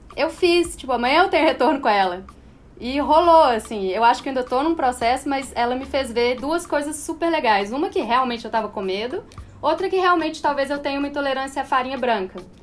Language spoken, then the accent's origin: Portuguese; Minas Gerais, Brazil; E eu sou mineira, minha família tem uma coisa de comer